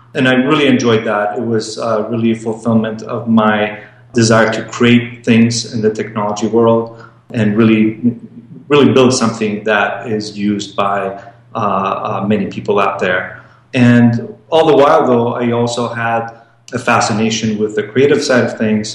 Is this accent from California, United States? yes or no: yes; Los Angeles, California, United States; also born or lived in Iran; I was born in Iran and uh, moved to Los Angeles with my family when I was uh, very young, nine years old